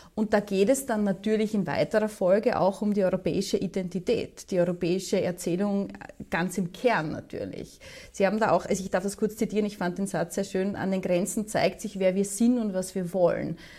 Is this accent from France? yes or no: no; Austria; Wir sind außerdem ein sehr, sehr kleines, noch dazu neutrales Land